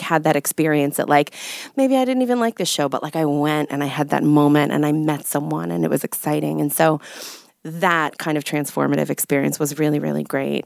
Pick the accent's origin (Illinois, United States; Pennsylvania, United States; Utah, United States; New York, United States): New York, United States; I'm a New Yorker